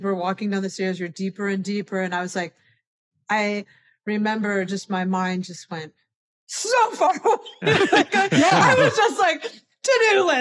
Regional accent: Cleveland, Ohio, United States; my family is more like the cheapest private education in Cleveland, you know, and I grew up in Ohio

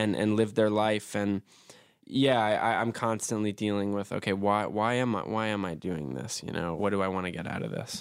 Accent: New York City, New York, United States; I was born and raised in Brooklyn, New York

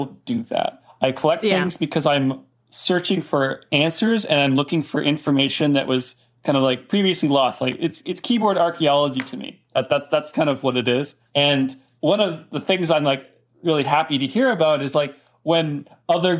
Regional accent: Canada; moved away as an adult; now in United States; I'm Canadian

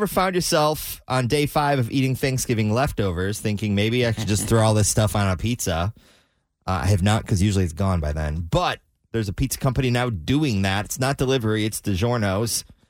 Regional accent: Detroit, Michigan, United States; there's a lot of Polish people in Cleveland. That's kind of how I grew up in Detroit.

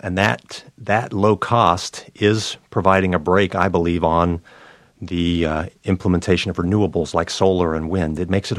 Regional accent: North Carolina, United States; It's coming to my home state of North Carolina.

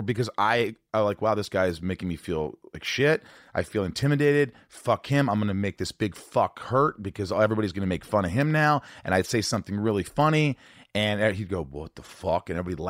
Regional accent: Indiana, United States; In Indiana, but hang on.

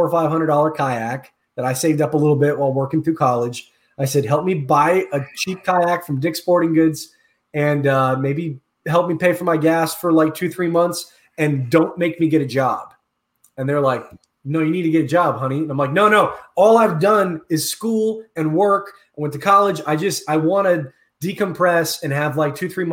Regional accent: Orlando, Florida, United States; I was born and raised here in Orlando, Florida.

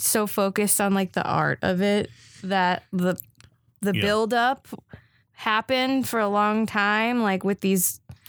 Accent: Germany; moved away; I grew up in Germany, like my parents were German.

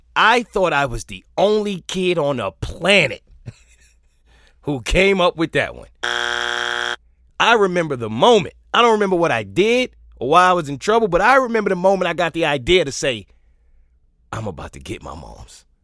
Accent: New York, United States; I'm from New York

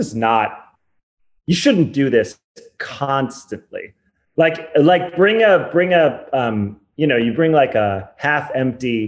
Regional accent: Chicago, Illinois, United States; growing up in Chicago

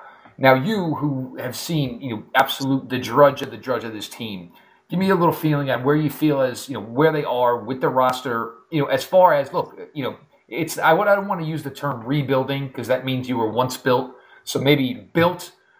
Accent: New Jersey, United States; lifelong Jet fan that I grew up here in New Jersey

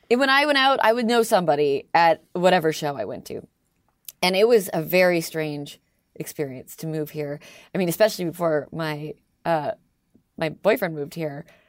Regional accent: Toronto, Ontario, Canada; accent: Canadian; moved away as an adult; now in Philadelphia, United States; I'm Canadian, I'm the Canadian one

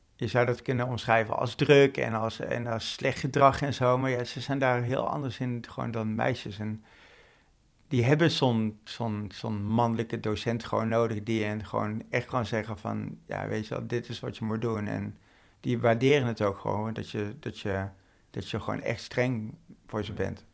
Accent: North Brabant, Netherlands; moved away as an adult; now in Amsterdam, Netherlands; ik ben geboren en opgegroeid in Brabant. En ik ben een jaartje of acht, denk ik, in Amsterdam gaan wonen.

